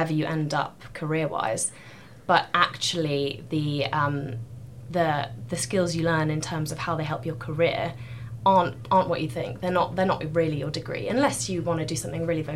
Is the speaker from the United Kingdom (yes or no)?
yes; Gloucestershire, South West England, United Kingdom; also born or lived in South Africa; I've grown up in Gloucestershire, went to school there